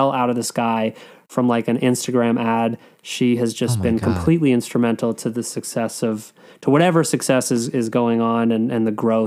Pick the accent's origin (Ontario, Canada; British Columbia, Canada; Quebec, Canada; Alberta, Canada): Ontario, Canada; Toronto; I'm from Toronto.